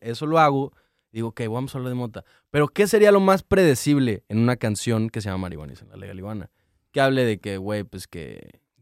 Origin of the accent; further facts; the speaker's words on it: Cancún, Quintana Roo, Mexico; moved away; soy de Cancún